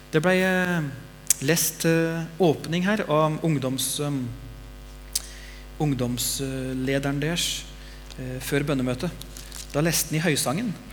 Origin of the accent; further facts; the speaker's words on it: Bamble, Telemark, Norway; Når jeg var liten gutt, så satt vi hjemme i Bamble, jeg og mamma og pappa og de to brødrene mine